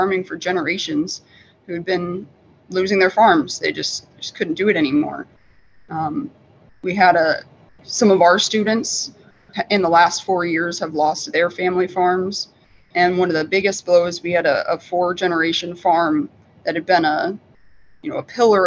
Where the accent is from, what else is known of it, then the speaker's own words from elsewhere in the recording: Midwest, United States; moved away as an adult; now in upstate New York, United States; where I grew up in the Midwest